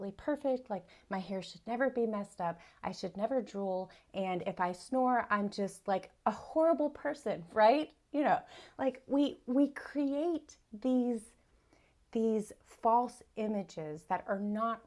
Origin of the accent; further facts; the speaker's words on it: South Carolina, United States; I'm from South Carolina in the United States. I grew up here. I was born and raised here.